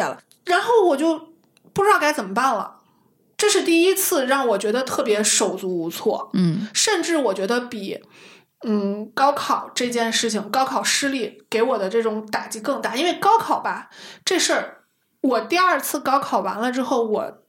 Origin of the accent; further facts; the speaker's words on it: Shanxi, China; moved away; 我山西人，从来没去过五台山